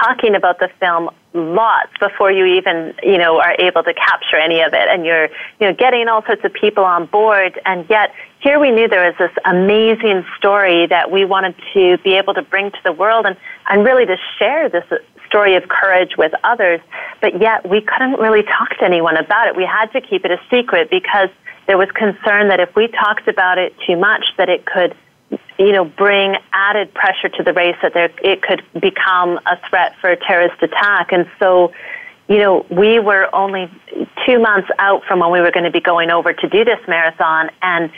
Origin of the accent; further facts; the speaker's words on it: Canada; as a Canadian